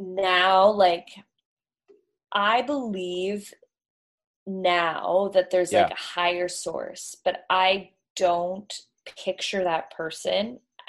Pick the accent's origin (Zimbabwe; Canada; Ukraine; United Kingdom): Canada; Toronto, Ontario; Toronto's East Coast. Yeah. We call ourselves East Coast.